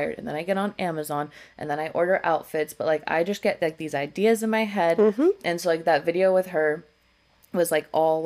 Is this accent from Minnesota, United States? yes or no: no; San Diego, California, United States; moved away as an adult; now in Las Vegas, United States; I'm from San Diego. That's the only other place I've lived